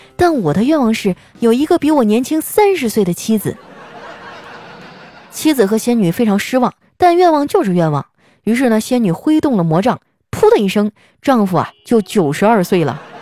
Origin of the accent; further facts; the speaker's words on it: Northeast China, China; 我是一东北姑娘，就我们东北人呢，最喜欢凑在一起啊喝酒撸串儿